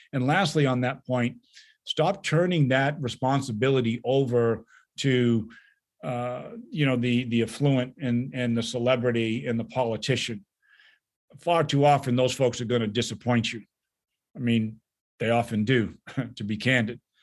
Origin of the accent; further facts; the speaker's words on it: New England, United States; now in Midwest, United States; I'm from New England